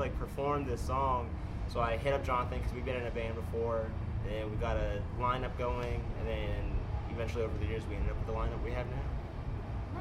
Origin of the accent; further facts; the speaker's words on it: Ontario, Canada; now in Texas, United States; 30 minutes from my hometown in Canada